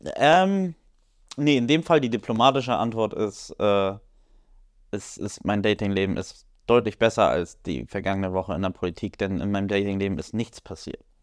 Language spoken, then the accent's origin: German; Poland; ich als, als Pole